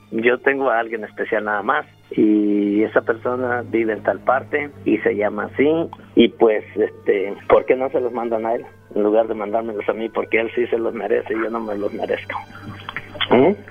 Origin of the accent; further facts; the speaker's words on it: Ciudad Altamirano, Guerrero, Mexico; No, yo soy de Guerrero.